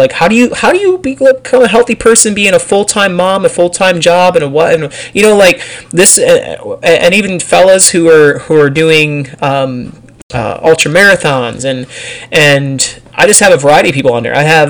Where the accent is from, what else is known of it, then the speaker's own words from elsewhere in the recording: Pennsylvania, United States; now in Texas, United States; Like, I moved from Pennsylvania to Texas, and culture is a little different here.